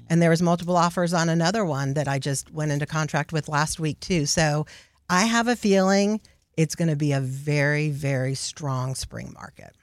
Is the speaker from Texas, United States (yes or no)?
yes; Houston, Texas, United States; also born or lived in The Woodlands, Texas; I was raised in Houston